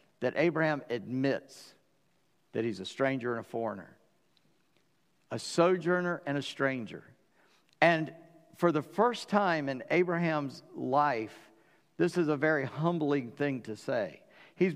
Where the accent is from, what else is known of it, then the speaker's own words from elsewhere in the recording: North Charleston, South Carolina, United States; I grew up in North Charleston, the stepchild of Charleston